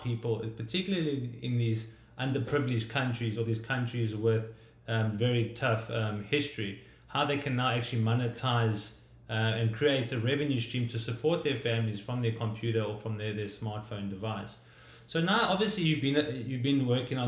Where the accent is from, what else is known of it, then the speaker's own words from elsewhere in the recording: South Africa; I come from South Africa